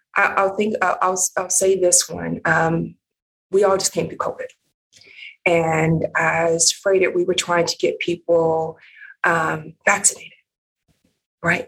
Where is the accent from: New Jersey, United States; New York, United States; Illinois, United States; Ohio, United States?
Ohio, United States; Cleveland; also born or lived in Michigan; grew up in the Midwest, um, Cleveland, Ohio